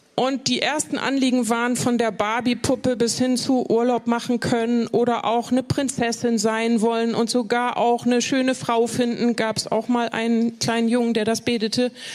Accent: Bremen, Germany; ich bin in Bremen geboren, nicht in Hochding, aber so. in Bremen. Okay. Und äh, in Hochding aufgewachsen

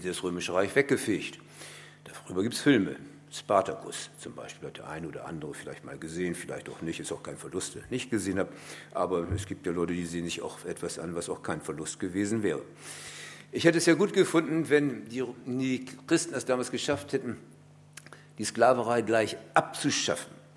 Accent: Bremen, Germany; Ich komme aus einer Stadt, ich bin Bremer durch und durch

